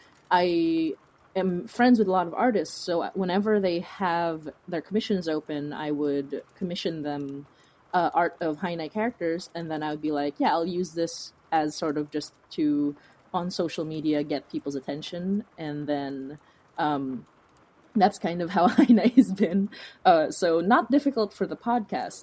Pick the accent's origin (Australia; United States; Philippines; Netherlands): Philippines; now in Toronto, Canada; as a person of color, as an immigrant, as a Filipina